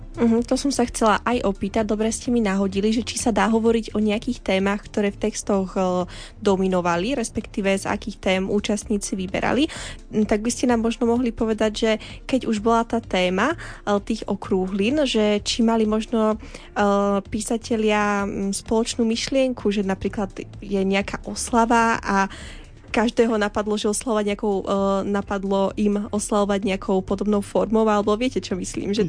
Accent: Banská Bystrica, Banská Bystrica Region, Slovakia; ja som konkrétne zo Sásovej v Banskej Bystrici

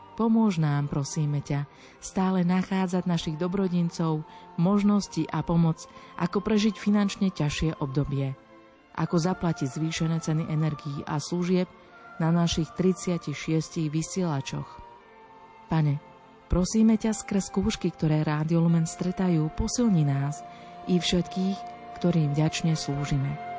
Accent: Dobrá Niva, Banská Bystrica Region, Slovakia; accent: Central Slovak; pochádzam z typicky stredoslovenskej dediny Dobrá Niva, kde sú aj skaly mekie a haluške v misky sa lyžičkov jedli

